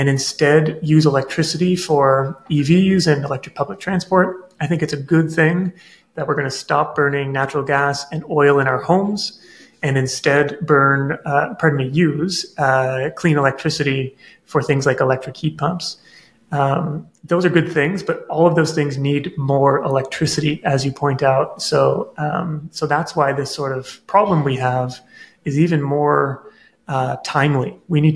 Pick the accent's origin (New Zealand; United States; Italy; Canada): Canada; Nova Scotia; I grew up in Nova Scotia, where there are tidal rivers